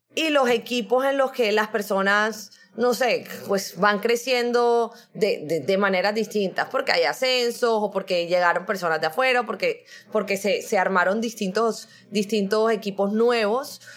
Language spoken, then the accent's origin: Spanish; Barranquilla, Atlántico, Colombia; also born or lived in Brazil; yo soy colombiana, pero soy de Barranquilla. Barranquilla es toda la costa atlántica de Colombia